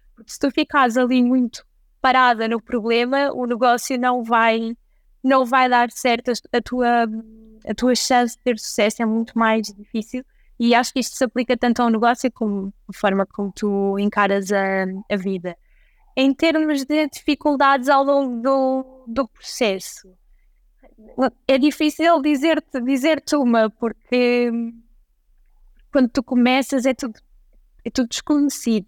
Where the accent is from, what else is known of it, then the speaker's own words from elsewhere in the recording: Santa Maria da Feira, Norte, Portugal; also born or lived in London; now in Lisbon, Portugal; apesar de eu ser do norte, eu sou de Santa Maria da Feira, eu vivo em Lisboa